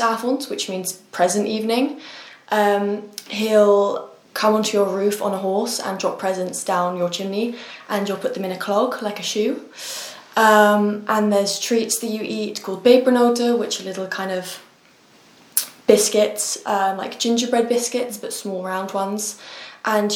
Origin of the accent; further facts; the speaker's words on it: Netherlands; now in United Kingdom; I'm from the Netherlands.